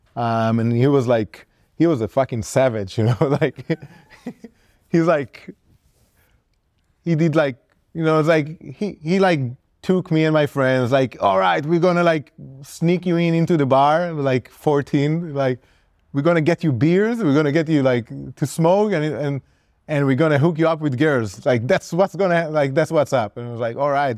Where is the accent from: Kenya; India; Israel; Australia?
Israel; when I started tattooing as a kid growing up in Israel